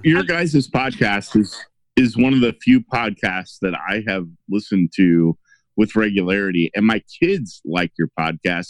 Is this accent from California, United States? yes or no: no; Illinois, United States; I'm from Illinois, but I'm close enough to Missouri